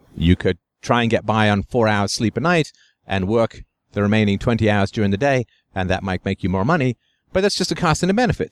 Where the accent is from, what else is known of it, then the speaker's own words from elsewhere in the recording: London, United Kingdom; twelve Priory Crescent, where I grew up in England, on Hermitage Road